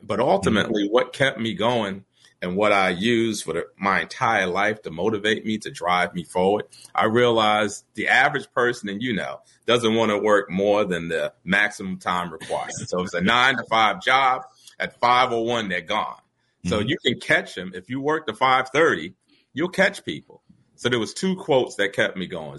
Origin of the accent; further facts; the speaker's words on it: New York City, New York, United States; also born or lived in Brooklyn; It's literally a mile away from where I grew up in the projects.